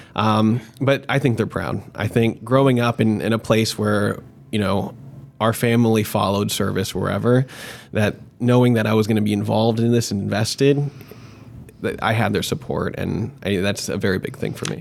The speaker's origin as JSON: {"language": "English", "town": "Marietta", "region": "Georgia", "country": "United States", "tie": "born or raised there", "also_born_or_lived": "Jacksonville, Florida", "moved": "as an adult", "lives_now": "Tampa, United States", "said": "I actually grew up in uh, Marietta, Georgia, which is like 20 minutes north of Atlanta, um, and spent most of my developing years there up until after college"}